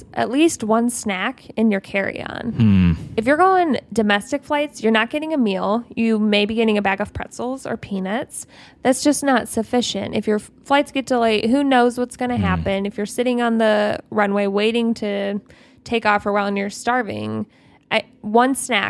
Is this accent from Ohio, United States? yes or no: yes; Ohio, United States; We're from Ohio.